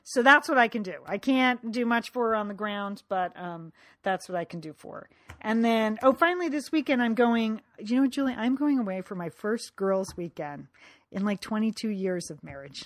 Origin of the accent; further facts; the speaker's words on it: Connecticut, United States; growing up in Connecticut from high school